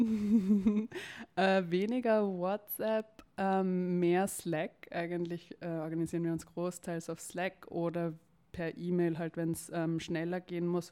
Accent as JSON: {"language": "German", "region": "Vienna", "country": "Austria", "tie": "born or raised there", "said": "ich komme aus Wien, bin geboren in Wien, also eine echte Wienerin"}